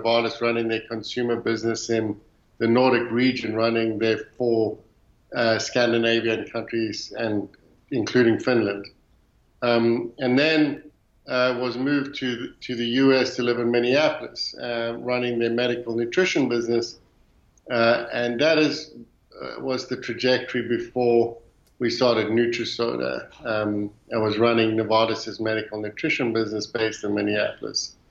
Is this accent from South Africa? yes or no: yes; South Africa; moved away as an adult; now in Louisville, United States; growing up in South Africa